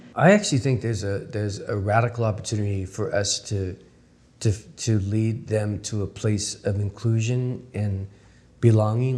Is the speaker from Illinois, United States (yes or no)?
no; San Jose, California, United States; now in Los Angeles, United States; my twin brother and I growing up in San Jose